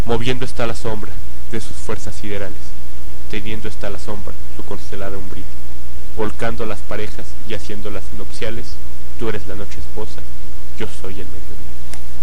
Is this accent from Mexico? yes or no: yes; Mexico; Como mexicano